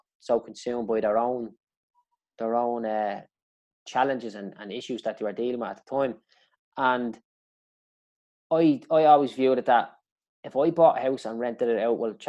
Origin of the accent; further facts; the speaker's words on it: Dublin, Leinster, Ireland; I grew up in Clondalkin